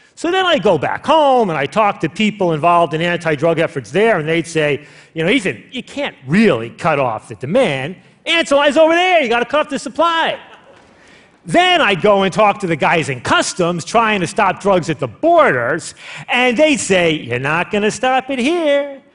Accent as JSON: {"language": "English", "country": "United States", "said": "as an American"}